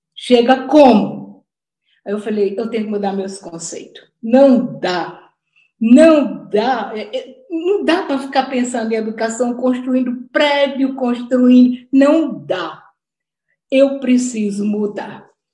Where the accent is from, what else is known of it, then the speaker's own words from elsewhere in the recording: Natal, Rio Grande do Norte, Brazil; accent: Northeastern Brazilian; eu sou de Natal, é, meu sotaque já mostrou, e eu tenho muito orgulho dele, muito orgulho de ser nordestina